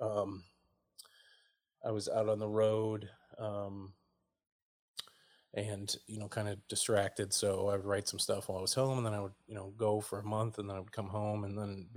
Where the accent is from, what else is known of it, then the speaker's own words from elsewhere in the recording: Oneida, New York, United States; moved away as an adult; also born or lived in Princeton, New Jersey / Ewing, New Jersey / Trenton, New Jersey; I'm from upstate New York, a town called Oneida near Syracuse